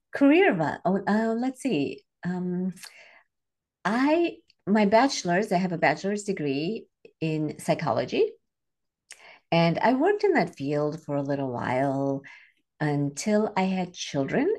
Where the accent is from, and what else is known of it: Chicago, Illinois, United States; born or raised there; also born or lived in India / Singapore